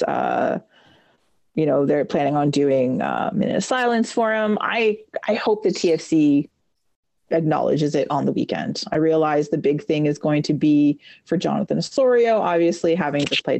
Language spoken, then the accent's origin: English; Peterborough, Ontario, Canada; Peterborough is my hometown.